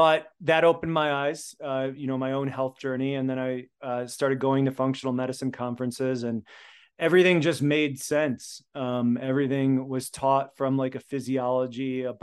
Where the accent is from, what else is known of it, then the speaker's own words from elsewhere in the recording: United States; first language Polish; English is a second language; They're both immigrants from Poland. So I was born in America, first generation. I learned to speak Polish before I learned to speak English